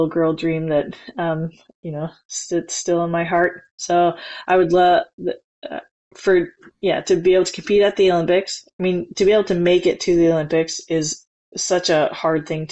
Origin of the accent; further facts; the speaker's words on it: near Edmonton, Alberta, Canada; the Nationals are near my hometown. They're in Edmonton.